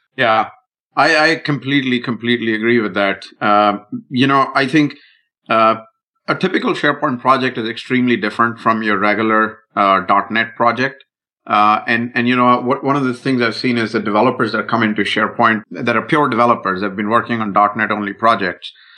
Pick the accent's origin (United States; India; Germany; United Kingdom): India; I'm Indian